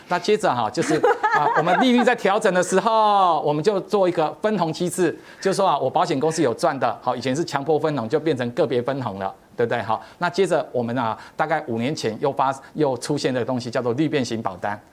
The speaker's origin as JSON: {"language": "Chinese", "country": "Taiwan", "said": "我们台湾人现在可以活多久"}